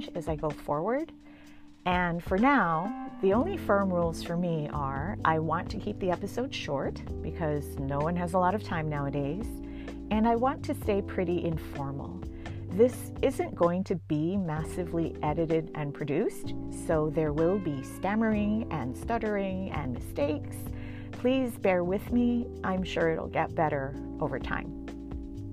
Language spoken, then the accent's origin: English; Hawaii, United States; first language English; moved away as an adult; I was just as American as anyone else. I spoke English as my first language. I was educated as an American. And yet my college roommate, freshman year, when I got there, asked me, "Do you have indoor plumbing in Hawaii?"